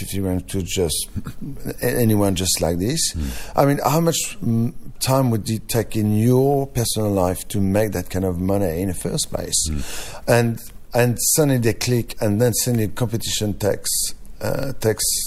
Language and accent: English; France; accent: French; English is a second language; now in Australia; my French accent is getting stronger every year